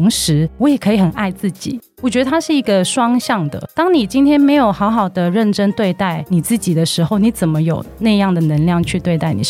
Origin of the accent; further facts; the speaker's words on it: Hong Kong; moved away as an adult; now in Taiwan; 我其实是香港人，我之前在香港珠宝公司做行销创意的工作，然后有七年